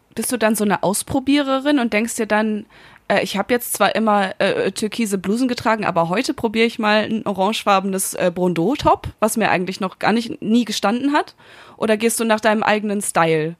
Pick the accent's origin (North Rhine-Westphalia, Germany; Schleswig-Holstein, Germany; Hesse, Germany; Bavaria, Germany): North Rhine-Westphalia, Germany; Münster; now in Berlin, Germany; Ich bin jetzt seit zwei Wochen in meiner Heimatstadt in Münster